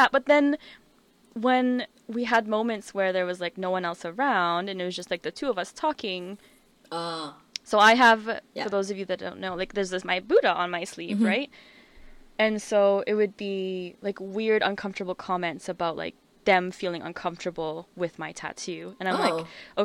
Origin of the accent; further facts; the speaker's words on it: Canada; moved away as an adult; now in Australia; growing up in Canada, going to very Asian schools